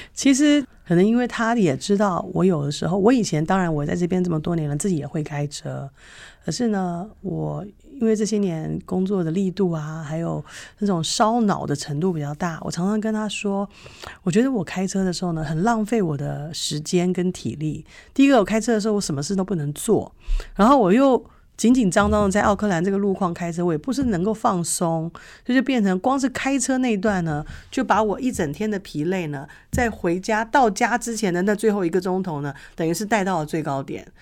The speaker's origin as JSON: {"language": "Chinese", "region": "Taipei", "country": "Taiwan", "tie": "born or raised there", "moved": "yes", "lives_now": "New Zealand", "said": "我很羡慕以前在台北长大的时候"}